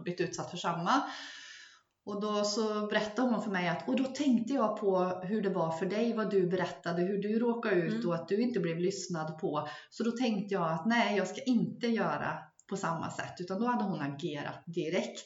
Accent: Gotland, Sweden; jag växte upp på Gotland

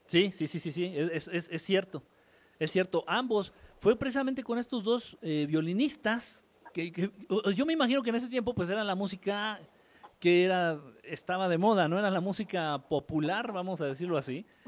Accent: Mexico City, Mexico; moved away; soy chilango de nacimiento, pero norteño de adopción

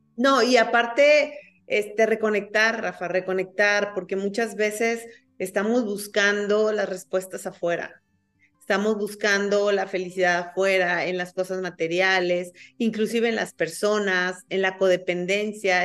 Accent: Mexico; los mexicanos somos

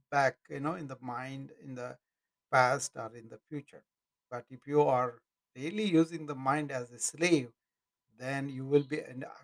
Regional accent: India; moved away as an adult; now in United States; But I'm in America for 40 years now. Hey, King, I'm in America for 40 years now. You know, I, I'm, I'm proud of the Indian heritage

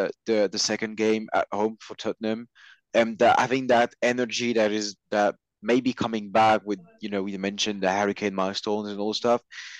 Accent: southern France, France; I'm from the south. My hometown, I mean, not technically my hometown, but I live near, has a team in the League One.

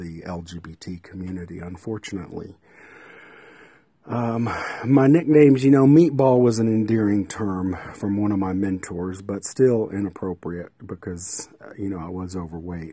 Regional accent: Midland, Texas, United States; News West 9 in Midland, my hometown

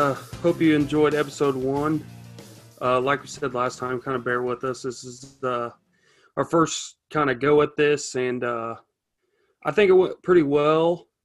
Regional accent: Wathena, Kansas, United States; also born or lived in St. Joseph, Missouri; we're both from Wathena, both went to Riverside. I graduated in 2015.

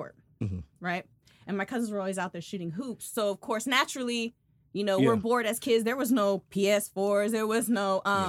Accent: Salinas, California, United States; I grew up in Northern California.

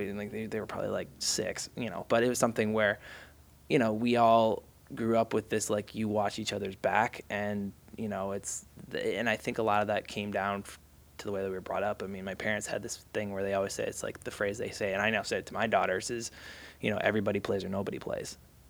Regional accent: Massachusetts, United States; now in Los Angeles, United States; Like that's where I grew up outside of Boston.

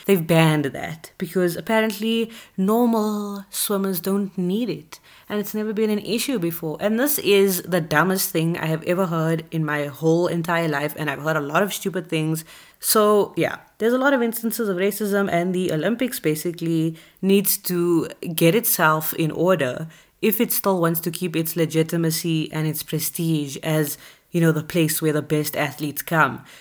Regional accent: South Africa; we are both from South Africa

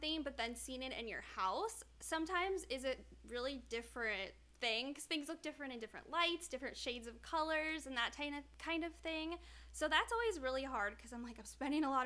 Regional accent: Midwest, United States; now in Southwest, United States; I grew up in the Midwest

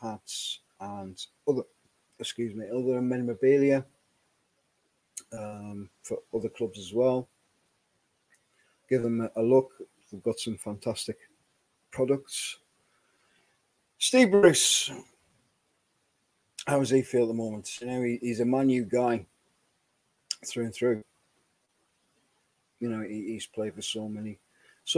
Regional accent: Whitburn, North East England, United Kingdom; also born or lived in Sunderland; I was born in Sunderland. But, you know, I grew up in Whitburn, a little village where we kind of had both

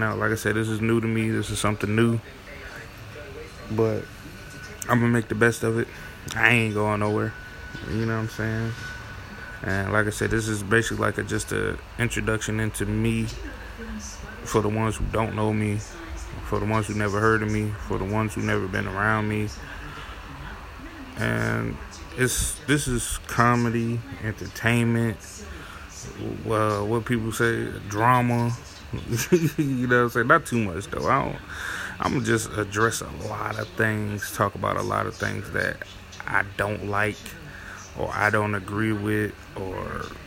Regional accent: South Carolina, United States; also born or lived in New Haven, Connecticut / Maryland; I was born in, you know what I'm saying, New Haven, Connecticut, for those who don't know. You know what I'm saying? I grew up in South Carolina.

